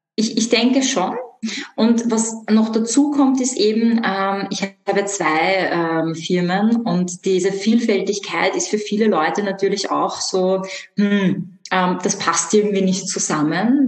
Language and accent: German; Vienna, Austria; ich komme aus Wien. Ich bin auch in Wien aufgewachsen